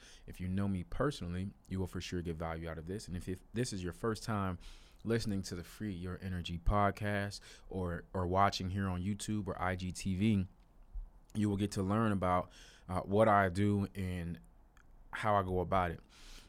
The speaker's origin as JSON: {"language": "English", "town": "Chicago", "region": "Illinois", "country": "United States", "tie": "born or raised there", "said": "went to Chicago, my hometown"}